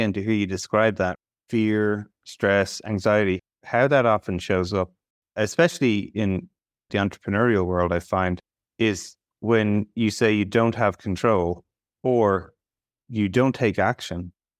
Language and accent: English; Ireland; As an Irish person, it breaks my heart.